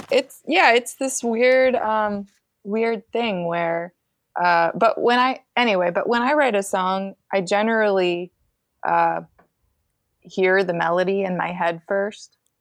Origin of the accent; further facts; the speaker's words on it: Grand Rapids, Michigan, United States; moved away as an adult; also born or lived in Greenville, Illinois / St. Louis; I grew up in Grand Rapids, Michigan